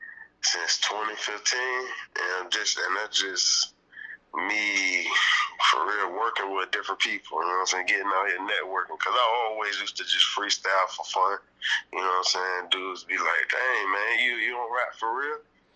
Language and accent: English; Chesapeake, Virginia, United States; I'm from Chesapeake and 75.